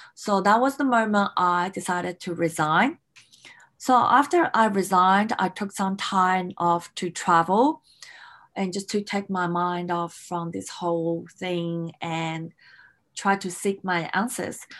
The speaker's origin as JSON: {"language": "English", "town": "Melbourne", "region": "Victoria", "country": "Australia", "tie": "born or raised there", "also_born_or_lived": "Hong Kong", "moved": "as an adult", "said": "I grew up in Australia in Melbourne"}